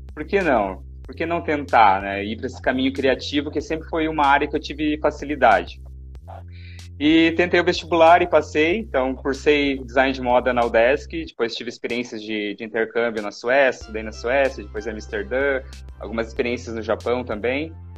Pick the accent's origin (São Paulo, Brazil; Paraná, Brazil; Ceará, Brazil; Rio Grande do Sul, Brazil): Paraná, Brazil; moved away as an adult; now in Florianópolis, Brazil; eu sou natural do Paraná, eu agora resido em Florianópolis